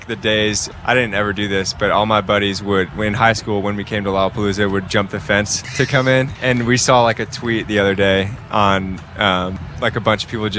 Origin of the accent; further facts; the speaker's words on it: Wheaton, Illinois, United States; moved away; I am from here. I grew up in Wheaton